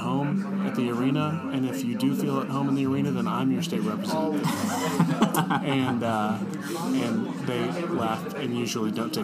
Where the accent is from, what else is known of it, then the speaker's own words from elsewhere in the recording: Bartlesville, Oklahoma, United States; also born or lived in Norman, Oklahoma; I was born in Bartlesville, Oklahoma, which is in northeast Oklahoma, north of Tulsa. And so I was 918 loyal for a long time